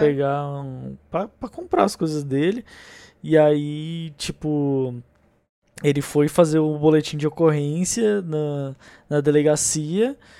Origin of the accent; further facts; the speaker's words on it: São Paulo, Brazil; Como bom paulistano que sou